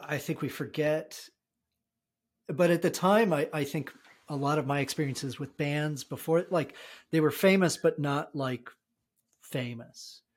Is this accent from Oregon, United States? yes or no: no; New Jersey, United States; also born or lived in Arizona; we had recently moved from Arizona to New Jersey. So I, I predominantly grew up in New Jersey